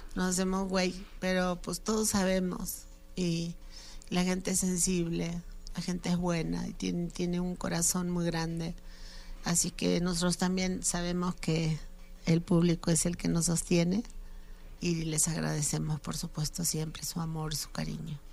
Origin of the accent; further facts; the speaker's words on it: Argentina; now in Mexico; mi país, Argentina